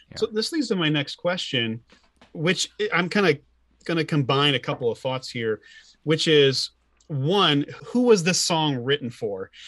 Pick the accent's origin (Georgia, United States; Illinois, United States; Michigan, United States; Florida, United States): Illinois, United States; I'm from Illinois